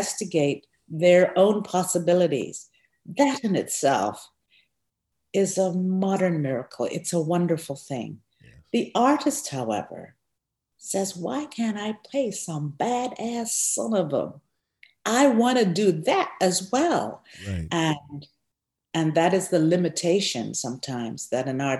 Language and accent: English; Guyana; I was born in Guyana, South America.